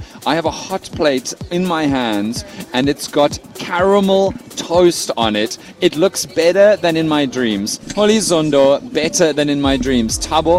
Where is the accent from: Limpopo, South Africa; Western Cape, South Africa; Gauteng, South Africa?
Western Cape, South Africa; Cape Town; I grew up in Cape Town, born and raised, right?